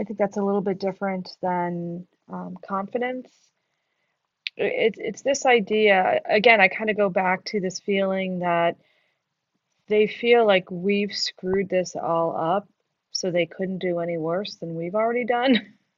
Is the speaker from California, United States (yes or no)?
no; New York City, New York, United States; moved away as an adult; now in Syracuse, United States; I'm from New York City. I think it's the greatest city in the world. I miss being there every single day